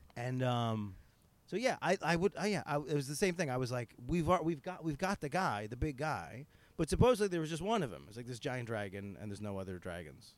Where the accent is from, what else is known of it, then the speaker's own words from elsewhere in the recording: Northeastern, United States; accent: Northeastern; my terrible Northeastern accent